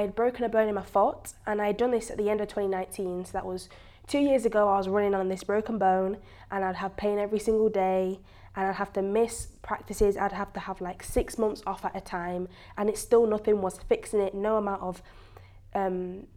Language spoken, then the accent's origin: English; Preston, North West England, United Kingdom; accent: British; moved away as an adult; now in United States; I'm from Great Britain, an area called Preston. It's near Manchester